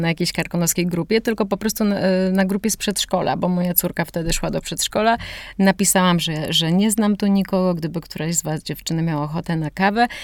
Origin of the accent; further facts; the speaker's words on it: Warsaw, Masovian Voivodeship, Poland; moved away as an adult; also born or lived in Rotterdam, Netherlands; now in Szklarska Poręba, Poland; urodziłam się w Warszawie i mieszkałam całe młode życie w Warszawie